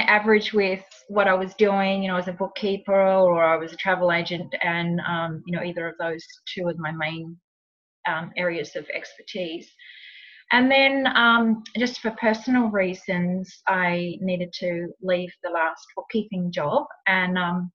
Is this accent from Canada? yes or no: no; New Zealand; moved away as an adult; also born or lived in Sydney, Australia / Los Angeles, United States; now in Tweed Heads, Australia; I was actually born and raised in New Zealand, but I moved to Australia as a very young adult